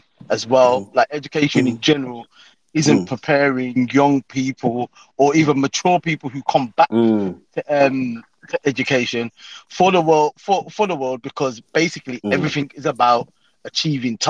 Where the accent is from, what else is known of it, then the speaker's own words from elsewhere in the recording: Birmingham, West Midlands, United Kingdom; accent: Brummie; Brummy. Man, of course, man. Born and bred